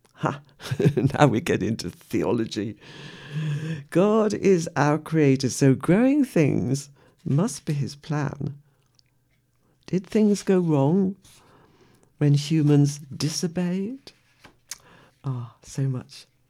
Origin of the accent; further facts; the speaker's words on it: West Midlands, United Kingdom; I was born in the West Midlands, an industrial area where sometimes we heard lions roaring